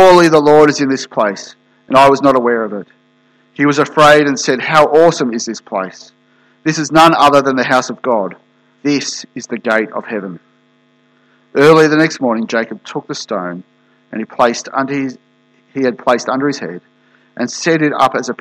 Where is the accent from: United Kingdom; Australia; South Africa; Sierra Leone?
Australia; moved away; I'm from Australia originally